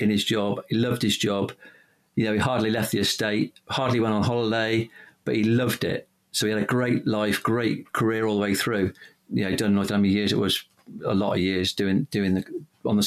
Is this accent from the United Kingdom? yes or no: yes; the Cotswolds, South West England, United Kingdom; I grew up in the Cotswolds